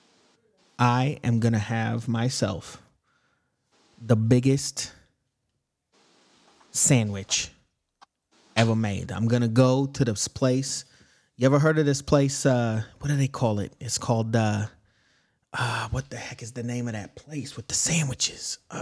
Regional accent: Alabama, United States; I'm from Alabama. This is how people sound in Alabama.

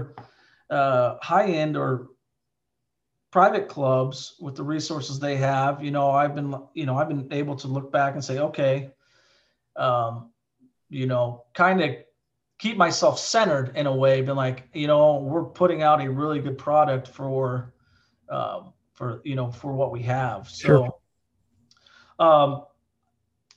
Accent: Southern Iowa, United States; I grew up in Southern Iowa, graduated with 42 kids.

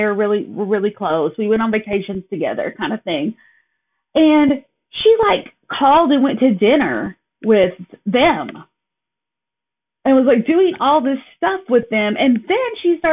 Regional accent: Kingston, Tennessee, United States; moved away as an adult; now in Appleton, United States; I born and raised in Kingston, Tennessee.

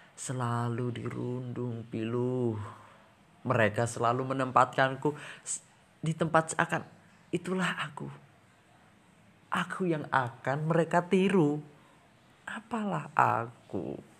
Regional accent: Brebes, Central Java, Indonesia; also born or lived in Semarang; aku berasal dari Desa Benda, Sirampok, Brebes, Jawa Tengah

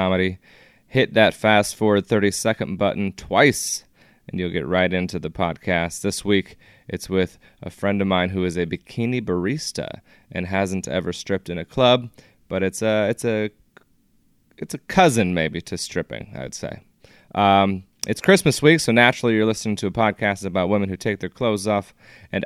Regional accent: Everett, Washington, United States; also born or lived in Seattle, Washington; I'm in my hometown, in my home, in Everett, Washington

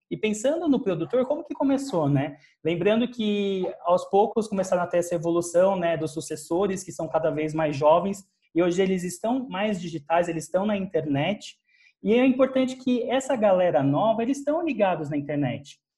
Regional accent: Araraquara, São Paulo, Brazil; moved away as an adult; sou de Araraquara, interior de São Paulo. Vim para São Paulo estudar né, comunicação, relações públicas, porque na minha cidade não tinha.

